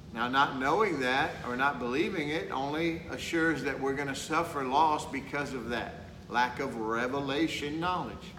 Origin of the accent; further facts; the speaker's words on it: Texas, United States; I'm from Texas